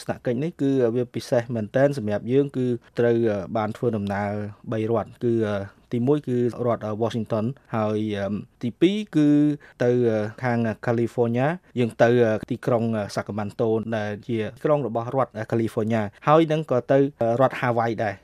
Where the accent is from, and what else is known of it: Cambodia